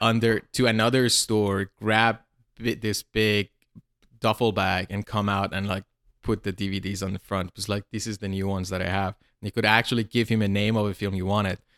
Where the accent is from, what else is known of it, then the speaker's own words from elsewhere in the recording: suburban Tehran, Tehran Province, Iran; moved away; I grew up in a, in suburban Tehran, like this small town near Tehran.